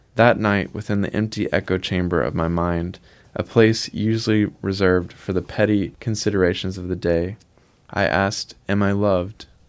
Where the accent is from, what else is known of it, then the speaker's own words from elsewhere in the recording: Milligan Ridge, Arkansas, United States; I grew up in Arkansas in the Mississippi Delta, a really small town of 100 people called Milligan Ridge